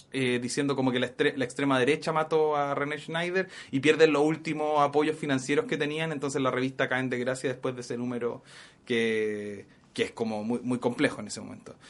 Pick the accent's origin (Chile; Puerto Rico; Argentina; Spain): Chile; moved away as an adult; now in United States